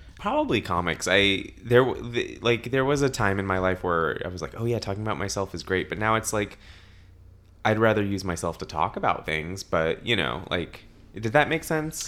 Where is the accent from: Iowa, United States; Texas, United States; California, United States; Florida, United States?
California, United States; Los Angeles; born and raised in Los Angeles